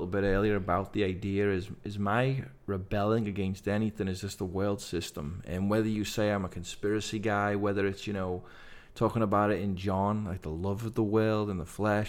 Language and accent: English; England, United Kingdom; So coming to faith as a guy from England, growing up on the …, …, music